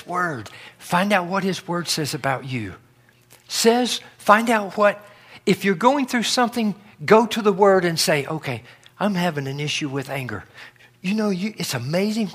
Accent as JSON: {"language": "English", "region": "North Carolina", "country": "United States", "tie": "born or raised there", "said": "Where I grew up in North Carolina"}